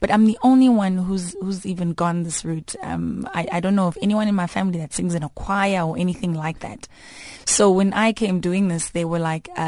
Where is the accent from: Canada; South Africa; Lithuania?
South Africa; Daveyton, Gauteng; from Ekurhuleni, um, Daveyton, uh, east of Johannesburg, about, what, 35 clicks from here. Um, so I had a great upbringing.